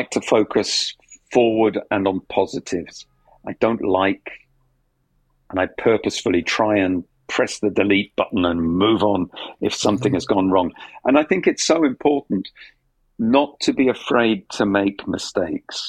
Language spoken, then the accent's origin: English; London, United Kingdom; I'm from South London